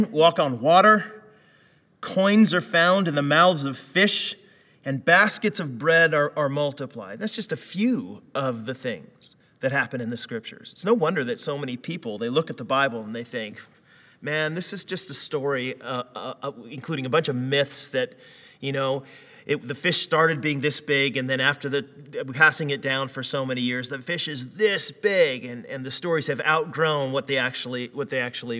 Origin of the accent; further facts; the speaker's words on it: United States; moved away; growing up in the States